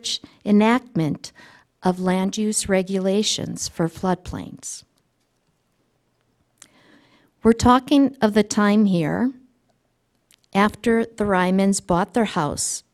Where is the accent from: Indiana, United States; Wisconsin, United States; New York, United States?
Wisconsin, United States; now in Montana, United States; I was born in Wisconsin.